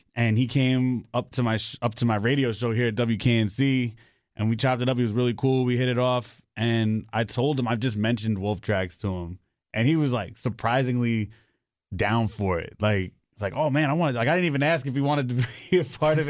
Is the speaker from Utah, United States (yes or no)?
no; New York City, New York, United States; now in Raleigh, United States